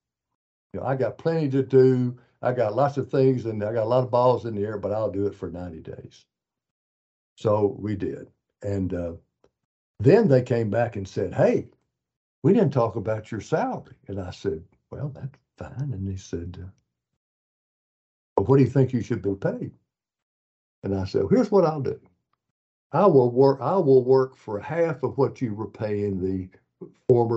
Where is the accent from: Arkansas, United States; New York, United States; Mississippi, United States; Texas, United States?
Arkansas, United States; Malvern; I grew up in Malvern